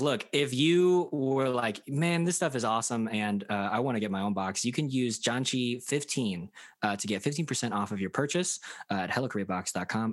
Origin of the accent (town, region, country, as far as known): United States; first language English; also born or lived in South Korea